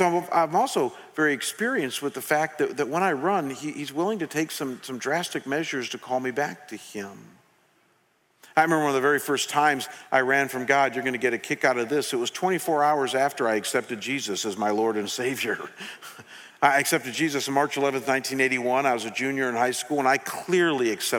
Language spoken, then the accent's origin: English; United States; a junior in high school in a secular town in America in a secular home